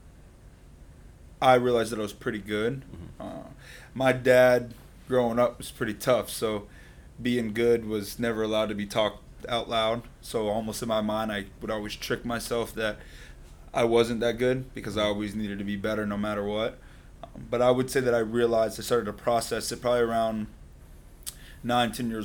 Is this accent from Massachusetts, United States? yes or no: no; Boynton Beach, Florida, United States; grew up here in Palm Beach County. Grew up in Boynton Beach.